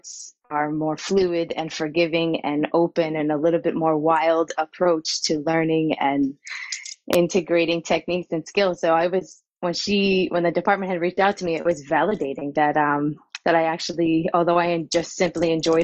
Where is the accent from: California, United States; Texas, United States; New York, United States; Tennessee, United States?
New York, United States; Long Island; accent: Long Island drawl; also born or lived in North Carolina; I was born in North Carolina. And then I very quickly moved to Long Island, where I was raised on in the North Shore, Long Island, small harbor town.